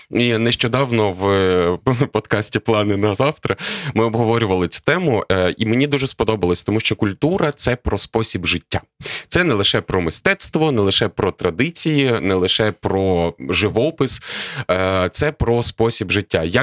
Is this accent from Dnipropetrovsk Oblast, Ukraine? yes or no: no; Lviv, Lviv Oblast, Ukraine; Я народився у Львові, прожив тут перших 36 років свого життя.